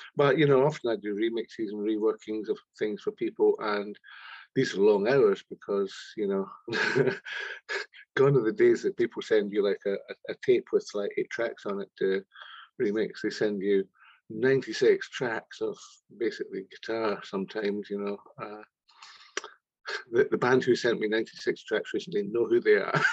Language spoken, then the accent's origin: English; Scotland, United Kingdom; we're just like two wee Scottish kids talking like that, Ken, because we come from Scotland